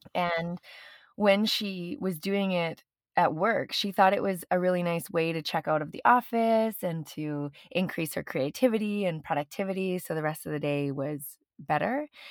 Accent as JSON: {"language": "English", "country": "Canada", "also_born_or_lived": "Venice", "moved": "yes", "said": "I'm Canadian"}